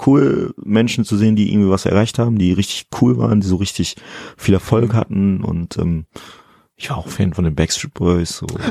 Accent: Germany; ich fühle mich halt auch als Deutscher, aber mit eben guineischen Wurzeln.

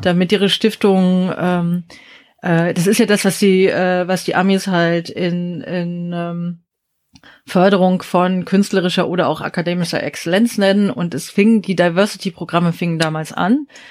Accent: Berlin, Germany; also born or lived in South Korea / Osnabrück / United States; aus Berlin

